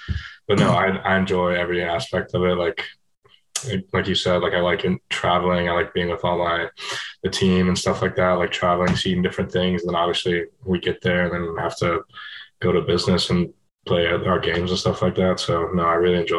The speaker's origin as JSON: {"language": "English", "town": "Marietta", "region": "Georgia", "country": "United States", "said": "I'm from Marietta, Georgia."}